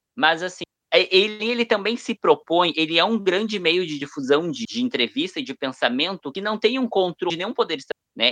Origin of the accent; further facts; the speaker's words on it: Brazil; nós que somos brasileiros